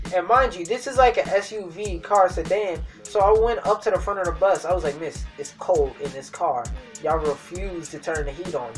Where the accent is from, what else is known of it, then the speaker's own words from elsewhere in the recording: United States; I'm American